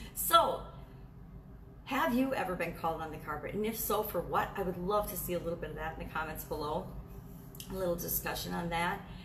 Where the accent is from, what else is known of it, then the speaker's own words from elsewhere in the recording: Wisconsin, United States; I grew up in Wisconsin